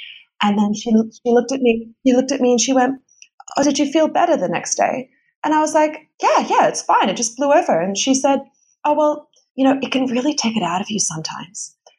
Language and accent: English; Australia; So whenever I go back to Australia, I turn pretty ochre pretty quickly.